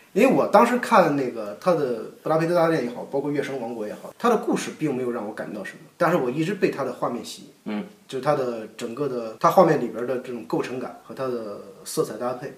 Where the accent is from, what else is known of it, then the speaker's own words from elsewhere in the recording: China; 我们中国人的教育